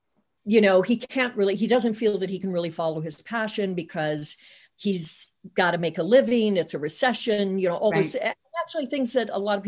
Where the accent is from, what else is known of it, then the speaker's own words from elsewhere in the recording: Tornado Alley, United States; I grew up in Tornado Alley. So I was very familiar with having to run down to the basement, you know, for tornado